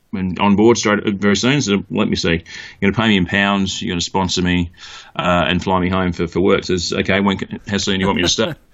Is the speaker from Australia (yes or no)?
yes; Mount Gambier, South Australia, Australia; moved away as an adult; now in United Kingdom; grew up in country South Australia, a place called Mount Gambier, which is halfway between Melbourne and Adelaide